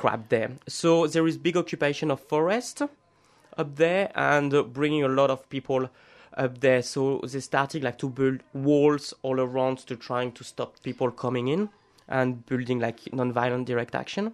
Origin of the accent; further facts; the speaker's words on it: France; moved away as an adult; now in Australia; I was born in France in 1986